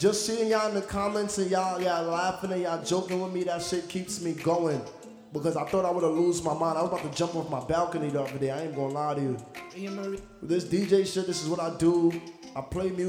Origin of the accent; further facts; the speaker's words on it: New York, United States; also born or lived in United Kingdom / Jamaica; I'm from New York